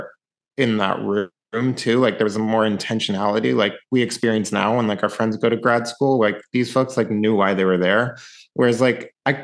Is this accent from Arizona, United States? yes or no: no; Mill Valley, California, United States; moved away as an adult; also born or lived in North Carolina; I grew up in Mill Valley, California